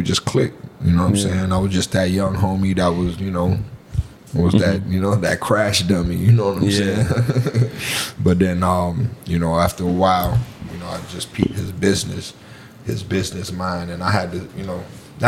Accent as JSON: {"language": "English", "town": "Miami Gardens", "region": "Florida", "country": "United States", "tie": "born or raised there", "also_born_or_lived": "Texas / New York", "said": "Moved down to Florida that August. I just turned 10 from New York."}